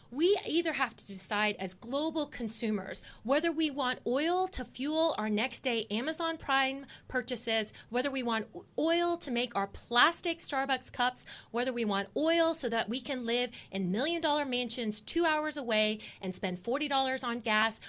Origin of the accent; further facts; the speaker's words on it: Dallas, Texas, United States; my hometown team, the Dallas Cowboys